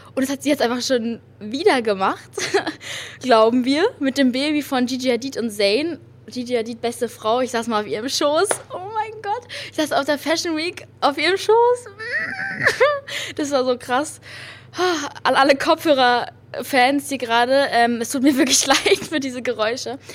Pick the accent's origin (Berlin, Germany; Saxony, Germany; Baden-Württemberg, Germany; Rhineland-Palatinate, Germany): Berlin, Germany; Ich bin hier in Berlin geboren, aber Berlin ist auch eine ganz, ganz, ganz tolle Stadt